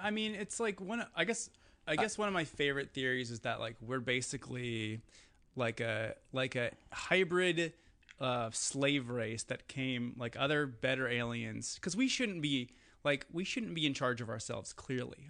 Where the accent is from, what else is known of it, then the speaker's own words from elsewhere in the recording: Eau Claire, Wisconsin, United States; moved away; growing up in Wisconsin